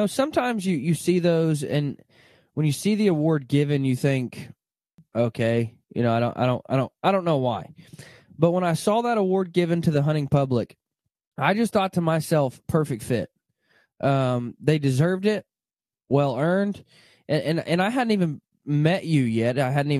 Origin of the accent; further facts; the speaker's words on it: Arkansas, United States; I remember, you know, I grew up in Arkansas, not far from you probably, and we would pull the duck boat to school with us.